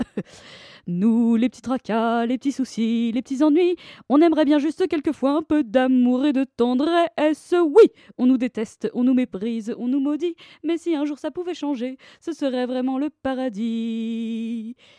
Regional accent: Paris, Île-de-France, France; also born or lived in Neuilly-sur-Seine; j'ai grandi à Paris. Enfin, en fait, plus précisément euh, à, à d'abord et à euh, Neuilly-sur-Seine euh, ensuite.

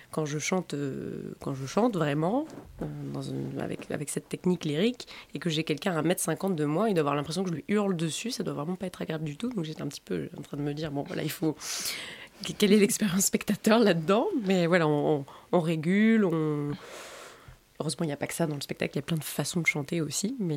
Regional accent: Nouvelle-Aquitaine, France; Alors, je viens des Landes.

